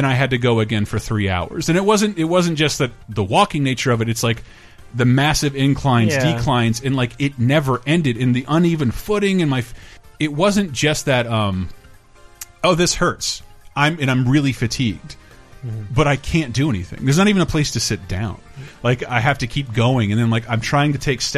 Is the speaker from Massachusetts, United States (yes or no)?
no; California, United States; also born or lived in Florida; I'm from California by way of Florida.